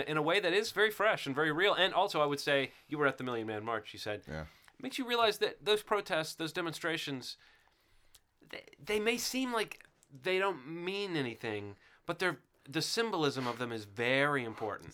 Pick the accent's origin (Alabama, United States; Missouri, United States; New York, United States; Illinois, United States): Alabama, United States; growing up in Alabama